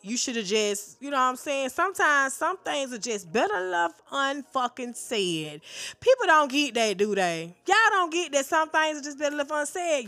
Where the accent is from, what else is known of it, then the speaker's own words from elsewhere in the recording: the South, United States; I'm from the South. They say we slow.